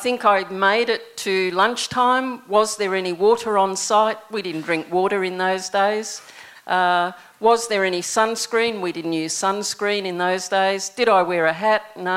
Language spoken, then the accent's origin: English; New Zealand; moved away; When I was growing up in New Zealand, my first job was picking raspberries